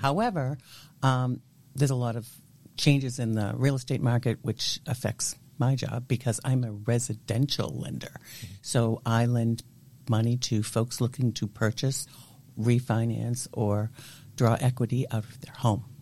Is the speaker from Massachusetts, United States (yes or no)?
yes; Natick, Massachusetts, United States; also born or lived in Waltham, Massachusetts; I grew up until I was 11 year old, 11 years old, yes, mm-hmm. in the city of Waltham.